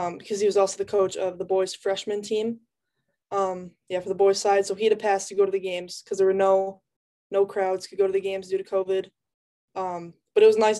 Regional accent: upstate New York, United States; I actually grew up in upstate New York

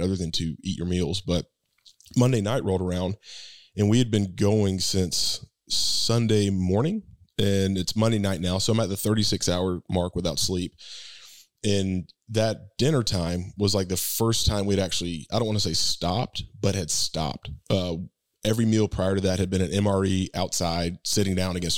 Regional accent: Thomasville, United States; moved away as an adult; I'm back in Thomasville, my hometown

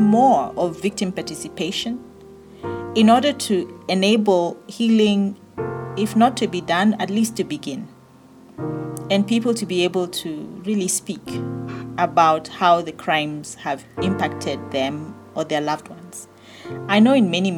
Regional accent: Kenya; moved away as an adult; now in Botswana; I'm a Kenyan lady, born in Kenya, and I moved to Botswana at the age of 18

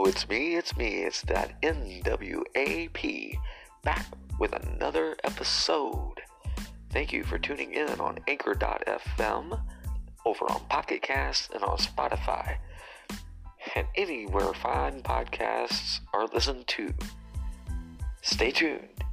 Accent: Illinois, United States; I am an Illinois kid. I was born in Illinois

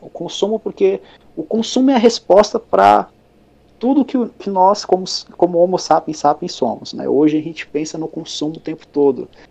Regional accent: Brazil; como brasileiro

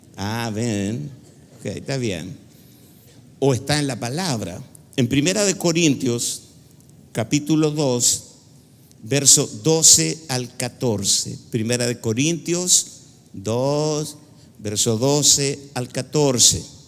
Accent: Chile; En Chile le decimos cabezonas

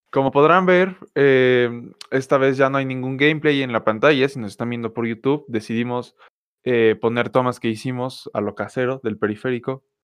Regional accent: Mexico City, Mexico; ambos somos chilangos.

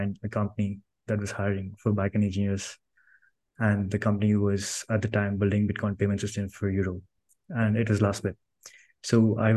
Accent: Karnataka, India; now in Bangalore, India; I was born in a small village in India. So I grew up there in Bangalore, and I moved to Bangalore city to complete my graduation.

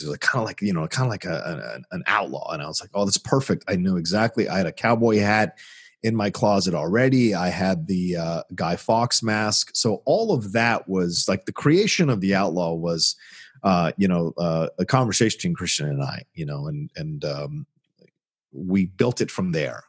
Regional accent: Virginia, United States; I grew up in Virginia

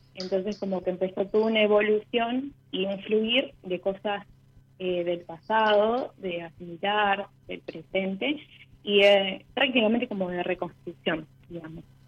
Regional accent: Venado Tuerto, Santa Fe, Argentina; born or raised there; also born or lived in Santa María, Catamarca

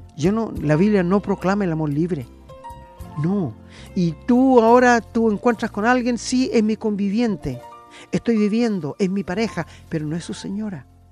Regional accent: Angol, Araucanía, Chile; moved away; yo soy de Angol

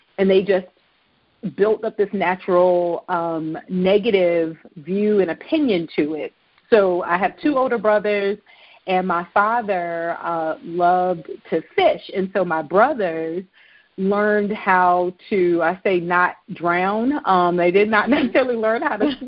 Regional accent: Virginia, United States; I was born in Virginia, and I was born very close to the ocean front

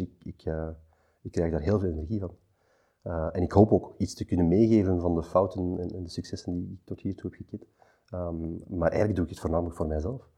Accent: Antwerp, Flanders, Belgium; Postcode twintig achttien, hier in Antwerpen, omdat ik zelf van Antwerpen ben

